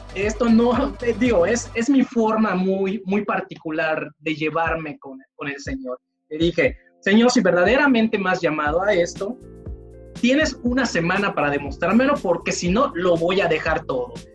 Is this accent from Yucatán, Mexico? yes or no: yes; Mérida, Yucatán, Mexico; soy yucateco, meridano, la tierra de los oxos, de los capuchos y demás